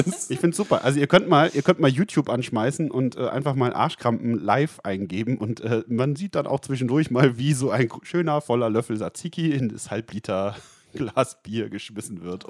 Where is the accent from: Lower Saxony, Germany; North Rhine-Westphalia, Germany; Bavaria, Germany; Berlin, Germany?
Lower Saxony, Germany; Rotenburg; Ich komme ja aus der Ecke Rotenburg-Wimme